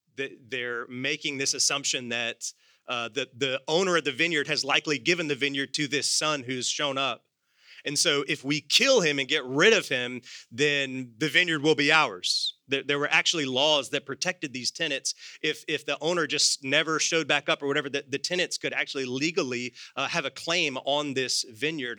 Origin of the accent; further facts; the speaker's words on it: United States; I am secondarily an American.